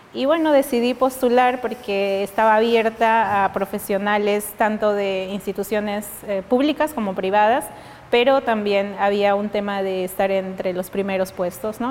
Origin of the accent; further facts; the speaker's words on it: Oxapampa, Pasco, Peru; moved away as an adult; also born or lived in Miskolc, Hungary; Oxapampa, que es mm. mi ciudad natal